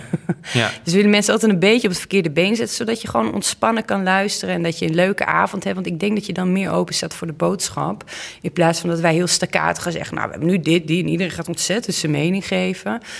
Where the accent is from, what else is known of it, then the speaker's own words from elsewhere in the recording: Oss, North Brabant, Netherlands; de burgemeester van Ols, waar ik vandaan kom, dat was een man.